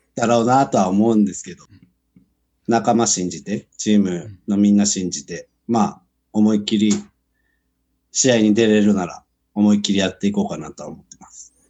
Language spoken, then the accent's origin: Japanese; Kumagaya, Saitama, Japan; moved away; 僕の、その、生まれ育った熊谷っていうのが、ラグビータウンで有名で。